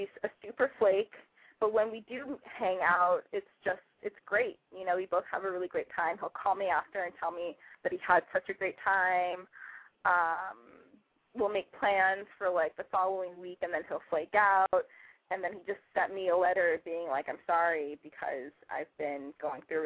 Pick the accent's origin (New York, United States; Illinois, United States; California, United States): California, United States; Los Angeles; now in San Francisco, United States; I live in San Francisco, but I'm from Los Angeles.